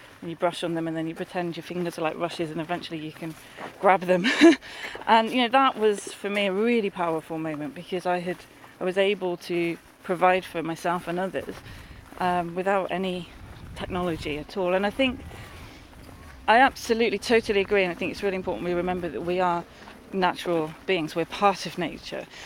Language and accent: English; London, United Kingdom; moved away; I grew up in the North London, sort of Hertfordshire and Essex borders where they all kind of meet, and in a urban environment.